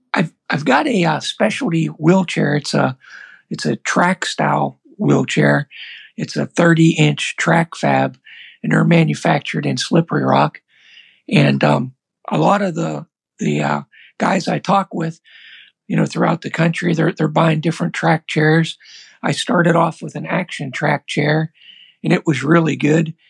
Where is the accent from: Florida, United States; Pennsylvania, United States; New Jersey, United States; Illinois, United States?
Pennsylvania, United States; I'm from Pennsylvania